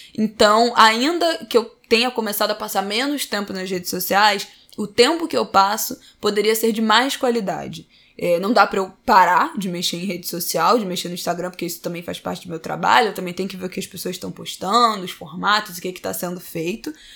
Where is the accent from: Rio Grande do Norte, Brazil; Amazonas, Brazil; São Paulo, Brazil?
São Paulo, Brazil; now in Utah, United States; eu sou de São Paulo. Eu moro em Utah, nos Estados Unidos